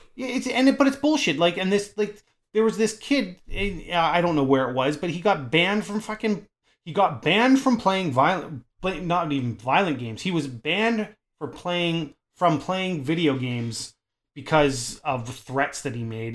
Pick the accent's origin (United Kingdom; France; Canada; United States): Canada